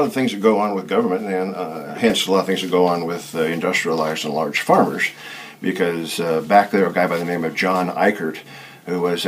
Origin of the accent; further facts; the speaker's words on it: Orofino, Idaho, United States; moved away; also born or lived in Virginia; we came back to Idaho because I grew up in Orfino